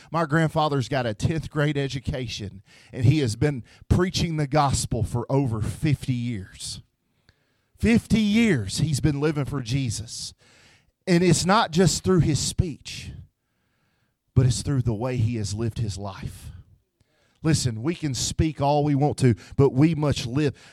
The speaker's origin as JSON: {"language": "English", "town": "Memphis", "region": "Tennessee", "country": "United States", "moved": "yes", "said": "I'm from Tennessee, so if you hear the word ain't and y'all, uh, that's what's wrong with me. I'm from Memphis, Tennessee"}